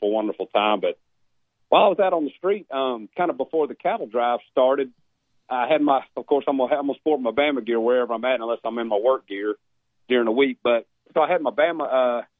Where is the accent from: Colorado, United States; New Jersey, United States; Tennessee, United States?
Tennessee, United States; Memphis; now in Daphne, United States; my hometown Memphis